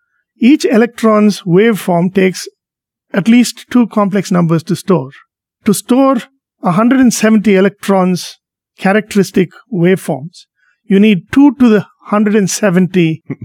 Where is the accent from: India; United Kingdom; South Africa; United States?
India; moved away; when I was a little kid growing up in India